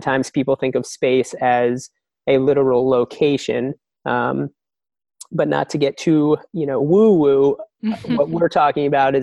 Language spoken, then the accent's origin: English; New Jersey, United States; I grew up in New Jersey.